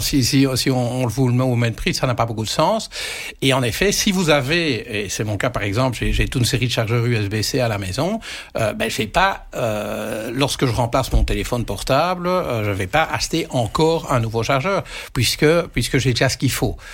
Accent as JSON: {"language": "French", "country": "Belgium", "said": "quand on est belge, on est dans un petit pays"}